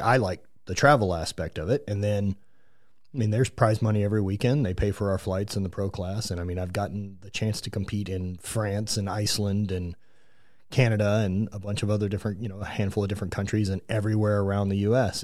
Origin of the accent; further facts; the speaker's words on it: Louisiana, United States; more my neck of the woods growing up in Louisiana